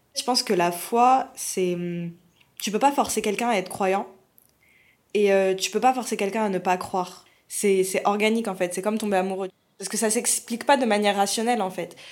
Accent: France; je suis française et, d'origine algérienne

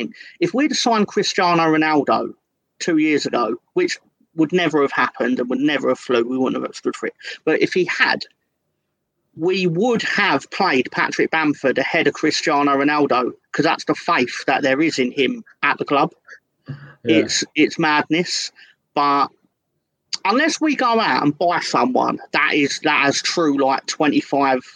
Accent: England, United Kingdom; I am an English individual

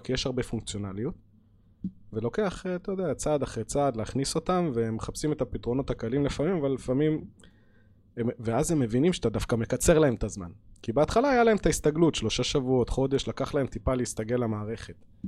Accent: Hadera, Haifa District, Israel; אני בתור ילד ששיחק כדורגל בחדרה בשכונה

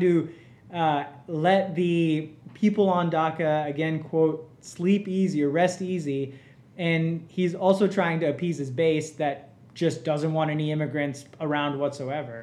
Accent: Mississippi, United States; also born or lived in India / Georgia; I've grown up in Mississippi

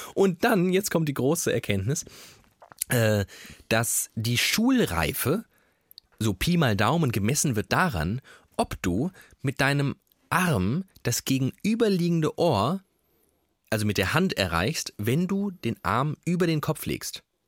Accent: Germany; wir Deutsche

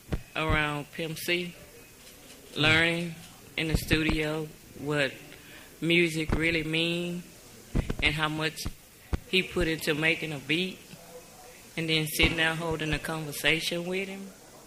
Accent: Houston, Texas, United States; Oh, Third Ward, Texas.

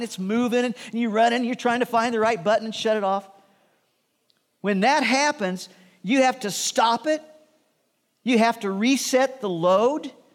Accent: Midwest, United States; Shirley and I grew up in the Midwest

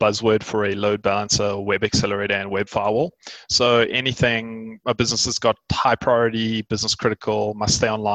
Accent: South Africa; I am a South African entrepreneur

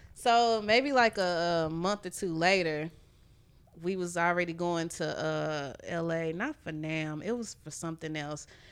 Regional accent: Houston, Texas, United States; I'm from Houston

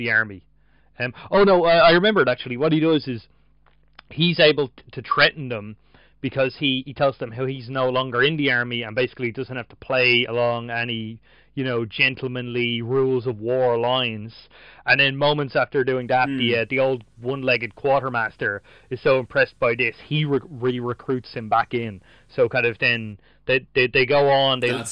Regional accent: Ireland; as an Irish reader

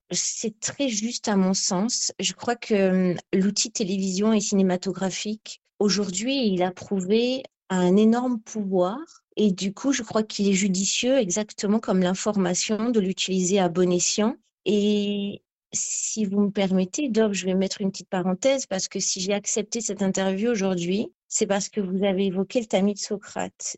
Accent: Ramatuelle, Provence-Alpes-Côte d'Azur, France; je suis née quasi à Ramatuelle en août 80.

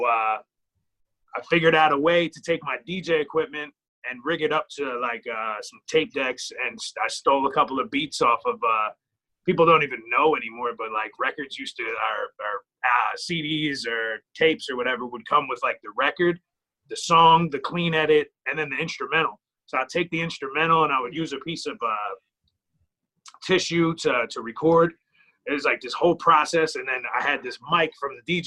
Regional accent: Clark, New Jersey, United States; I grew up there

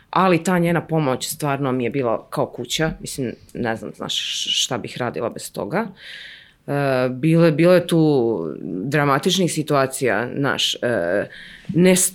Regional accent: Ivanjica, Moravica District, Serbia; moved away; i moji i njegovi, mi smo iz Ivanjice mm -hmm. i mhm. tamo su i jedni i drugi, baki i deke.

